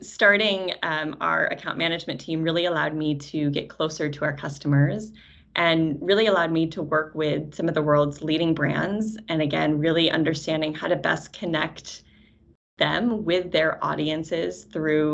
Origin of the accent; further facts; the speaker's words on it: Syracuse, New York, United States; I met TeraKeet as a small startup company in Syracuse, which is also my hometown